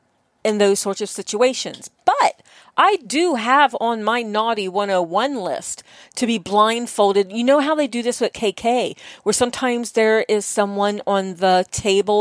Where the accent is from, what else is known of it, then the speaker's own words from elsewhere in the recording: East Coast, United States; moved away; being from the East Coast